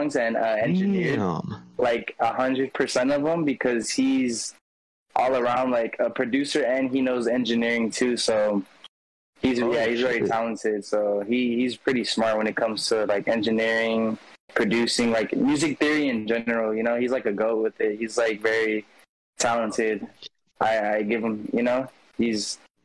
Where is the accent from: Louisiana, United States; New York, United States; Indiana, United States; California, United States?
California, United States; I'm from California